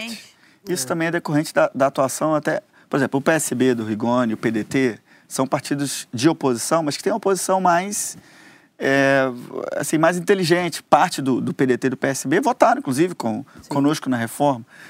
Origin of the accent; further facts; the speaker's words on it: Goiás, Brazil; lá no meu estado, em Goiás